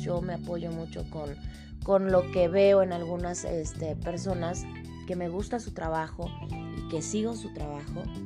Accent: Mexico; mi país, en México

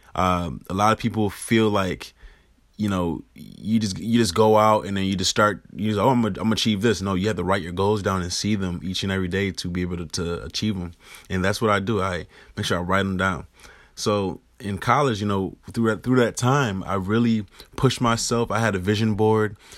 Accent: Rochester, New York, United States; internships in high school with news stations in my hometown of Rochester, New York

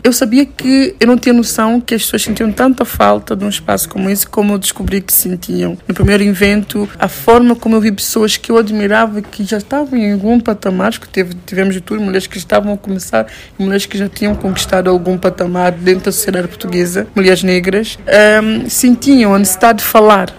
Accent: São Tomé & Príncipe; sabores da minha terra

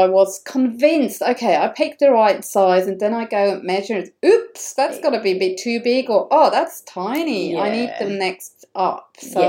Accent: Switzerland; moved away; because I'm coming from Switzerland, so we're using the metric system

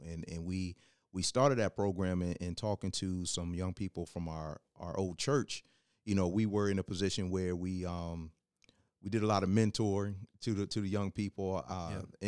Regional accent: Hampton, Virginia, United States; also born or lived in West Coast; I wasn't born in in Hampton, Virginia, but I was raised in Hampton

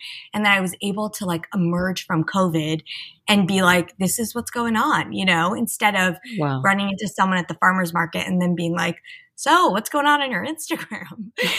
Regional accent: East Coast, United States; You know, I grew up on the East Coast. I went to sleepaway camp. I moved to LA. I went to USC.

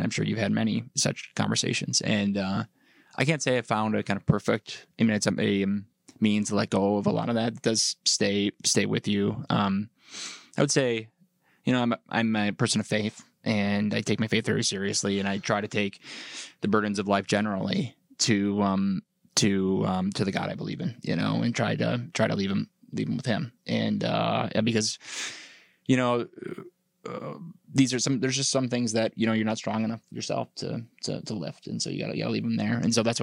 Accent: St. Cloud, Minnesota, United States; I grew up in St. Cloud.

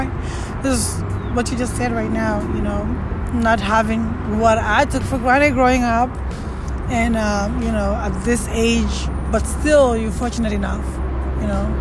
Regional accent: Gambia; now in United States; I have an opportunity to grow up back home in the Gambia, to be specific, and living in America more than I lived back home

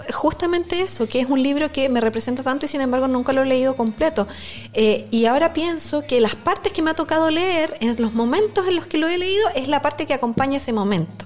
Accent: Concepción, Biobío, Chile; also born or lived in Santiago; originaria de Concepción

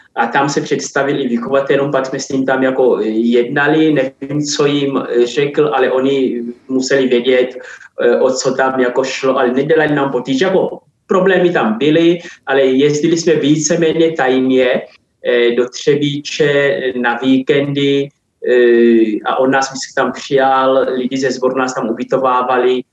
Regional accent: Angola; moved away as an adult; now in Czech Republic; pořád se cítím zároveň i jako Angolán

